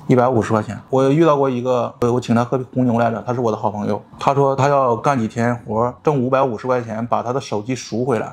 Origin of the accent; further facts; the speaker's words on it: Hebei, China; moved away as an adult; now in Shenzhen, China; 我说我是河北的